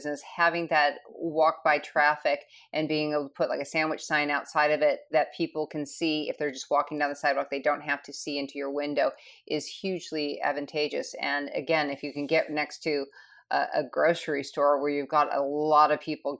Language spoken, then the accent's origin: English; Michigan, United States; now in Scottsdale, United States; where I grew up in Michigan